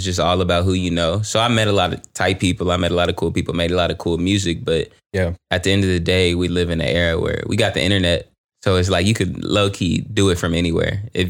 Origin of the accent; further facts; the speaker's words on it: San Antonio, Texas, United States; also born or lived in Los Angeles; I'm from San Antonio, but my pops is military. So, so you kind of moved around a little bit. Yeah. And then I went to college and then I lived in LA and I've been everywhere.